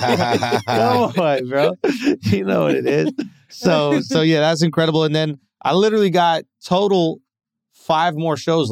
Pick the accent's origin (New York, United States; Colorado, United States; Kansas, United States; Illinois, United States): New York, United States; New York City; growing up in New York City